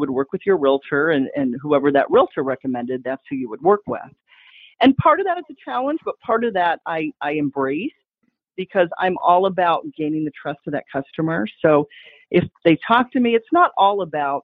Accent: Fort Myers, Florida, United States; I was born and raised right here in Fort Myers.

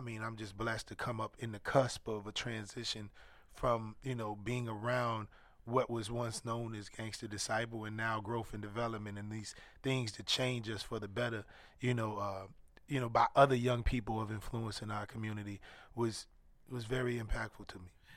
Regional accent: Chicago, Illinois, United States; moved away; also born or lived in Atlanta, Georgia; growing up in Chicago

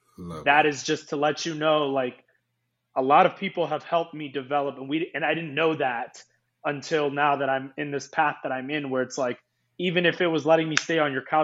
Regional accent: East Coast, United States; also born or lived in Iceland; I've lived in the East Coast. I grew up in the East Coast. And then I left, I lived in Europe. And Iceland became my home, man.

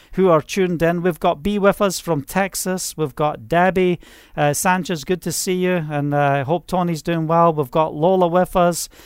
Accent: Scotland, United Kingdom; moved away; I'm from Scotland

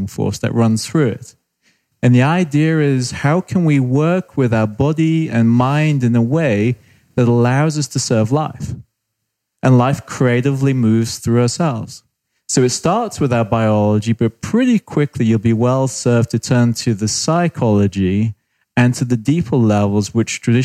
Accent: United Kingdom; accent: British; moved away; also born or lived in Australia / Canada; I'm British, spent time in Australia, spent 4 or 5 years in Canada

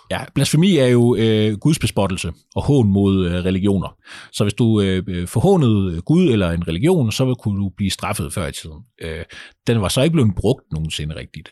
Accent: Kolding, Southern Denmark, Denmark; nu kommer jeg jo fra Kolding. Kolding er ikke sådan en fantastisk stor

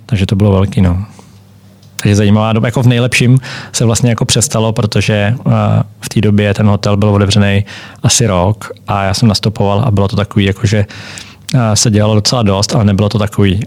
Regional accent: Czechia; also born or lived in Germany / Switzerland; jsme tam jako Češi

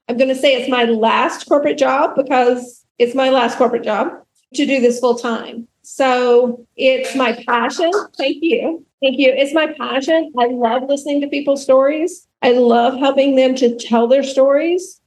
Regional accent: rural Alabama, United States; I grew up in the South, in rural Alabama

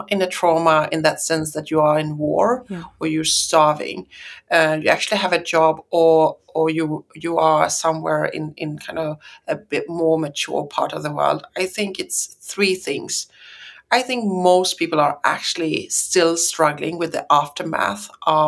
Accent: Sweden

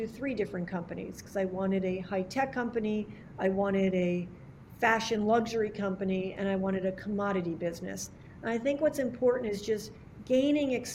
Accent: Hamden, Connecticut, United States; I grew up outside New Haven.

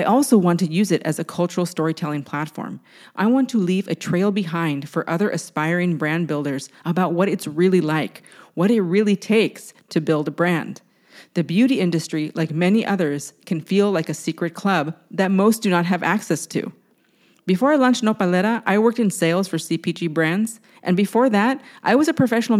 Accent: San Diego, California, United States; now in Brooklyn, United States; I was raised in San Diego

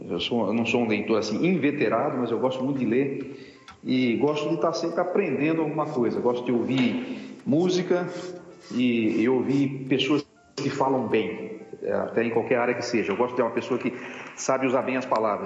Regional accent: Tupi Paulista, São Paulo, Brazil; also born or lived in Rio Claro / Ribeirão Preto; now in Piracicaba, Brazil; eu fui criado no interior de São Paulo. Eu fui criado, eu fiquei um tempo em Tupi Paulista, lá perto da, da, do Mato Grosso.

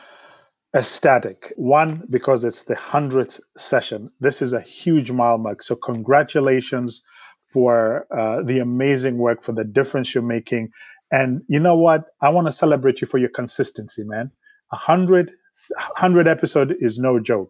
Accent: Kenya; moved away as an adult; now in United States; I grew up in Kenya

